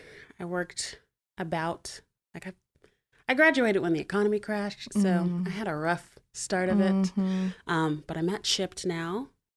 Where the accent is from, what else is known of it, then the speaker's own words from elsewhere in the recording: Montgomery, United States; also born or lived in New Hampshire / Texas / Florida; So anyway, I guess I'm from Montgomery. I say I'm mostly from Montgomery. My dad was in the Air Force, so we moved around a bit. I was born in New Hampshire. Oh. I've lived in Texas and Florida.